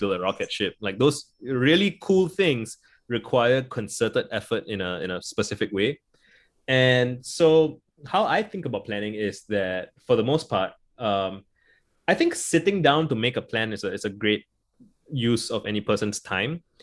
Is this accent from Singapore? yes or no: yes; Singapore; I grew up in Singapore